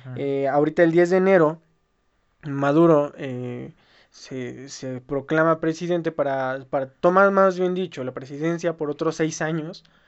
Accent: Mexico; nosotros como mexicanos

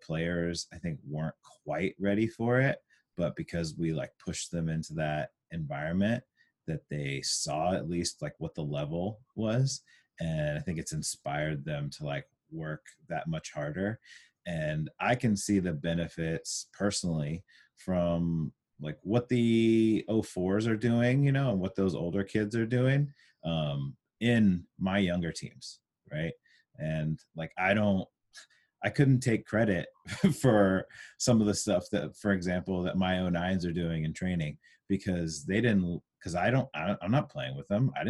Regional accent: Huntington Beach, California, United States; my experiences growing up in Huntington, where, you know, it was a more of a suburb

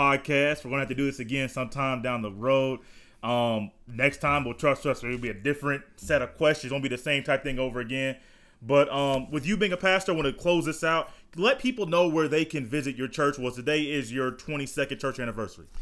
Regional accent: Indiana, United States; I was born in Indiana

